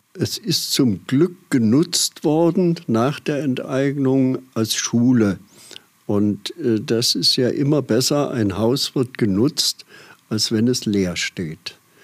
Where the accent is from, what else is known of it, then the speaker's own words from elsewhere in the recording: Aschaffenburg, Bavaria, Germany; now in Dieskau, Germany; deswegen bin ich gebürtiger Aschaffenburger